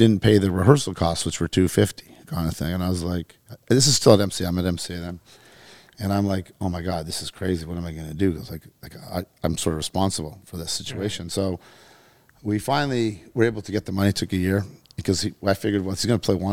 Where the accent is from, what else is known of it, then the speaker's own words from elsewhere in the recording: North Bay, Ontario, Canada; moved away as an adult; now in United States; I'm from North Bay.